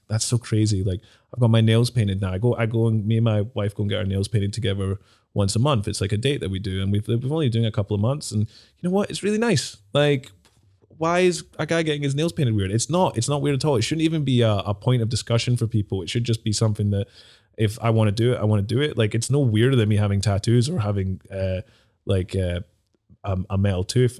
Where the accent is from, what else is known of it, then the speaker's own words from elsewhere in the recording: Dundee, Scotland, United Kingdom; also born or lived in Glasgow; growing up in Dundee, I used to get, like, slagged a lot when I was a kid